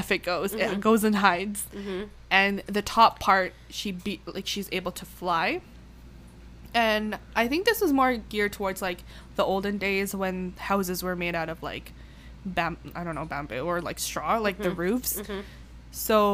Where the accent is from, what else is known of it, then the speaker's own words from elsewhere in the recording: Canada; I'm basically Canadian